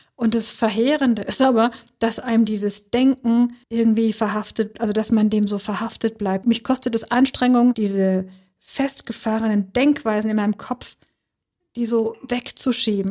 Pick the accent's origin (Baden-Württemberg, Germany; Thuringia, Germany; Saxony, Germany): Baden-Württemberg, Germany; Schwäbisch Gmünd; moved away as an adult; now in Berlin, Germany; dieser Ort also Schwäbisch Gmünd, wo ich groß geworden bin